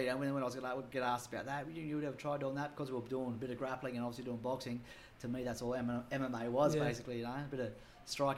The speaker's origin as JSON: {"language": "English", "town": "Sydney", "region": "New South Wales", "country": "Australia", "tie": "born or raised there", "said": "growing up in Maroubra, fighting and violence was no big deal"}